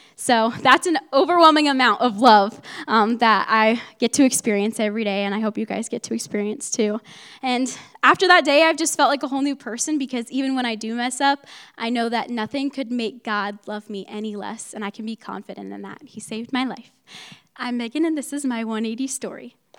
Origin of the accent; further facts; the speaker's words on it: Mount Vernon, Ohio, United States; moved away; I'm from Mount Vernon, Ohio, which is about an two hours north from here